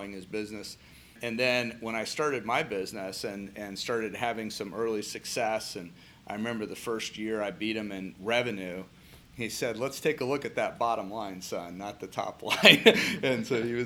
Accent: Anaheim, California, United States; also born or lived in Fresno; now in Columbus, United States; I was in originally Anaheim, which is Los Angeles area, and then spent some time in Fresno as well

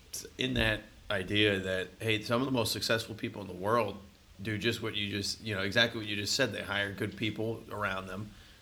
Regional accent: San Diego, California, United States; now in Columbus, United States; so I come from San Diego, California.

